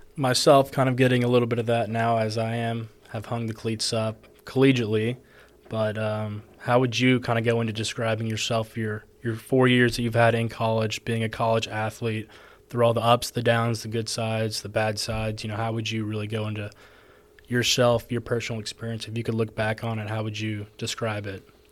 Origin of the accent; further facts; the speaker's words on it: Texas, United States; moved away as an adult; now in Georgia, United States; I'm from Texas, over here in Georgia